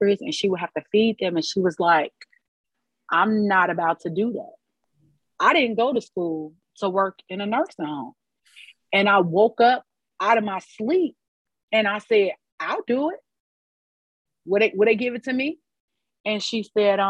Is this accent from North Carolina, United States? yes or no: no; Chicago, Illinois, United States; I'm from the north side of Chicago. I was raised by both my mother and my father in separate homes